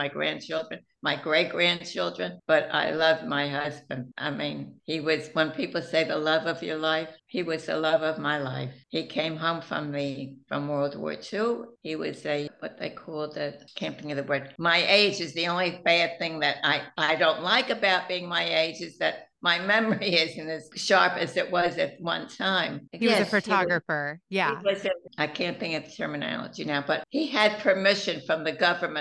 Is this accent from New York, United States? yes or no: yes; New York, United States; also born or lived in Philadelphia, Pennsylvania; We moved from Philadelphia to Forest Hills in New York. So I really feel that that's where I grew up